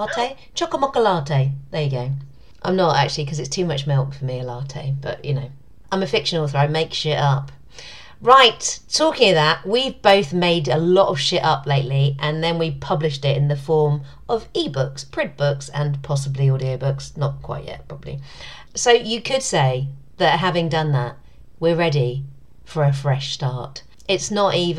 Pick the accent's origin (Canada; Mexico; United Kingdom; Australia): United Kingdom; London; my hometown